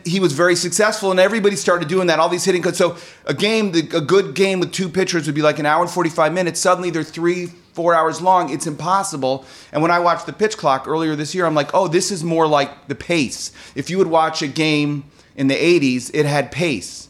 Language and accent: English; Chicago, Illinois, United States; moved away; I grew up in Chicago